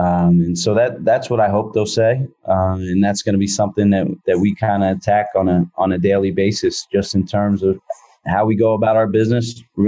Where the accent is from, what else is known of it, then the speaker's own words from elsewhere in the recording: Philadelphia, Pennsylvania, United States; now in San Francisco, United States; growing up in Philadelphia, I appreciate and love everything about being in a metropolitan area.